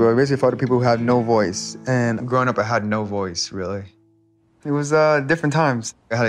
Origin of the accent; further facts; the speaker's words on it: Glendale, California, United States; Live in a one-bedroom apartment in downtown Glendale.